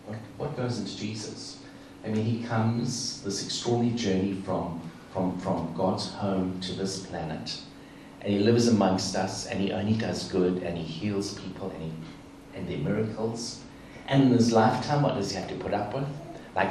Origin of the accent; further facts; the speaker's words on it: South Africa; I grew up in South Africa, apartheid South Africa, and Nelson Mandela was, for most of my childhood, was in prison